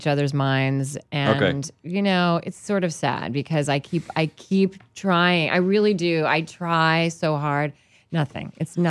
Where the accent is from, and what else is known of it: Virginia, United States; born or raised there